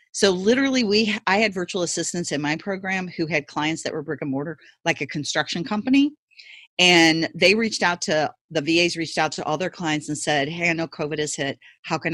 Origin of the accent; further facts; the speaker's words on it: Ferguson, Missouri, United States; I actually grew up in Ferguson, Missouri, that's where I grew up